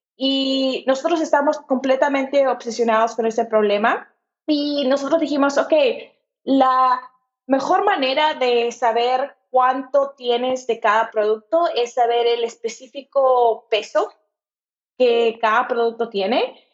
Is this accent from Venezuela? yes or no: no; Lima, Peru; moved away as an adult; also born or lived in Kentucky, United States / Portland, United States; yo crecí en Lima, Perú.